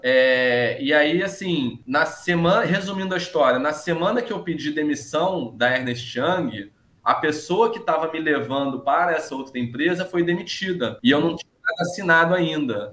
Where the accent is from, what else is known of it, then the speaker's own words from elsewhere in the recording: São Conrado, Rio de Janeiro, Brazil; eu cresci em São Conrado, que é um bairro de classe média alta